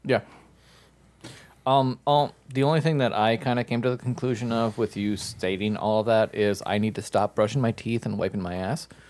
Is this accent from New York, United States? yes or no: no; Minnesota, United States; I'm from Minnesota